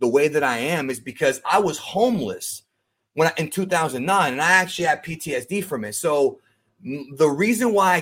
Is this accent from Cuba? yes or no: yes; Cuba; moved away; My family's in Cuba. I'm an immigrant from Cuba.